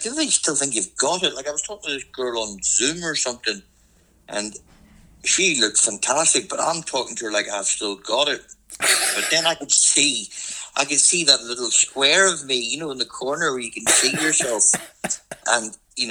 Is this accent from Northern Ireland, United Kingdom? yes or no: yes; Northern Ireland, United Kingdom; now in Australia; Graham McDowell there's a golfer from my hometown.